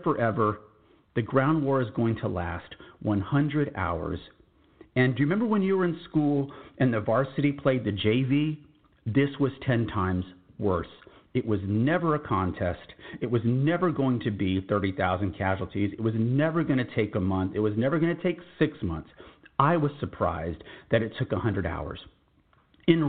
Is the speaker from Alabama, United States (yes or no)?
no; San Antonio, Texas, United States; I'm from San Antonio, Texas